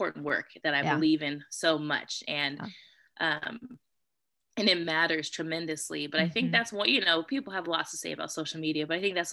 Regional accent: California, United States; I'm from California

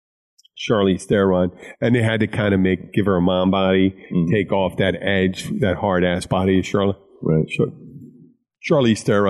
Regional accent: Philadelphia, Pennsylvania, United States; I'm from Philadelphia

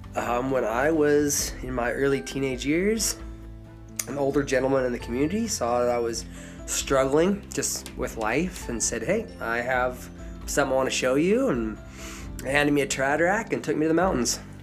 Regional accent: southern Idaho, United States; now in Colorado, United States; I am from Idaho, from southern Idaho. If you've seen Napoleon Dynamite, that's where I'm from

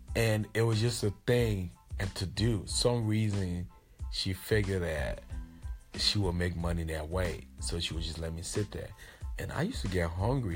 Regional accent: Liberia; I'm from Liberia and I grew up the city that I grew up in in Liberia was uh Omatade.

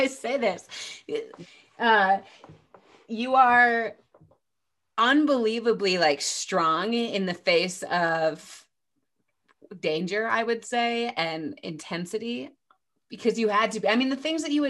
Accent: United States; I'm an American

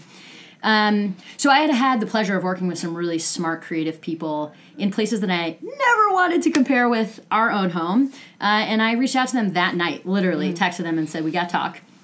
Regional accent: United States; as an American

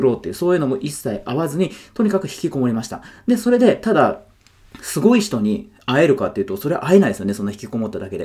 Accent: Yokohama, Kanagawa, Japan; 僕ずっと横浜に住んでて、で、地元が横浜で、今も横浜なんですけど

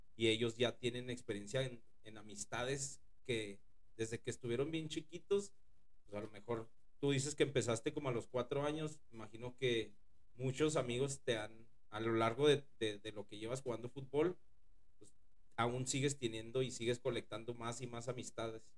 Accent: Ciudad Juárez, Chihuahua, Mexico; yo también vengo de Ciudad Juárez

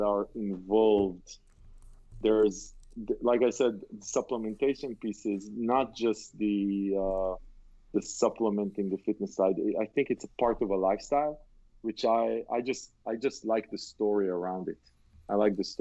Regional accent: Israel; I grew up in Israel

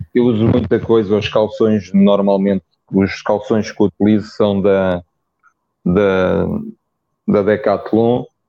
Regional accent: Lisbon, Portugal; Eu sou de Lisboa, mas tenho raízes no norte. A minha mãe é. era, do, era do Porto

